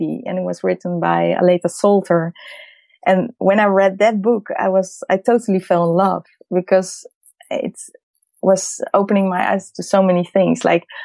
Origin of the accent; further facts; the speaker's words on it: Amsterdam, North Holland, Netherlands; I'm from Amsterdam. I was born in Holland